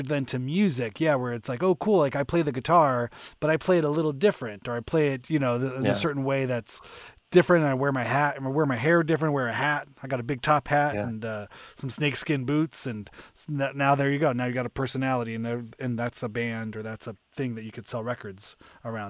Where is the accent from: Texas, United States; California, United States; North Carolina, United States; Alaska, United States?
California, United States; Southern; growing up in Southern California